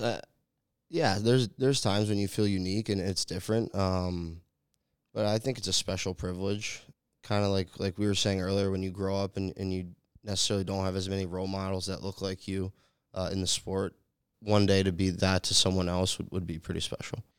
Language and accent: English; New England, United States; moved away as an adult; I grew up in New England